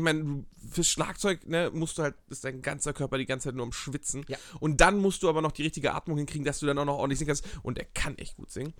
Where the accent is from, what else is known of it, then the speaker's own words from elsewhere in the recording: Geesthacht, Schleswig-Holstein, Germany; moved away; Ich komme aus so einer kleinen Vorstadt vor Hamburg, das, äh, dreißigtausend Einwohner